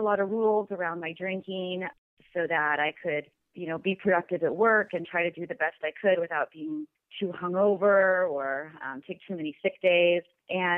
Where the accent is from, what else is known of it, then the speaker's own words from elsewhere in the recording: Pacific Northwest, United States; I'm from the Pacific Northwest. I live in Washington State